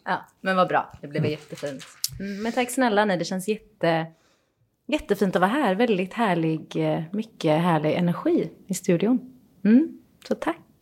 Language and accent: Swedish; Iran; now in Sweden; Jag är ju från Iran och vi gillar ju väldigt mycket att dricka te